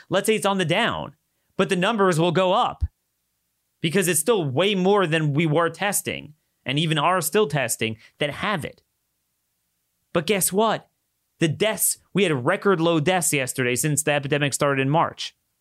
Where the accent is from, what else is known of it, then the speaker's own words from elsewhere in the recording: Baltimore, Maryland, United States; my hometown, Baltimore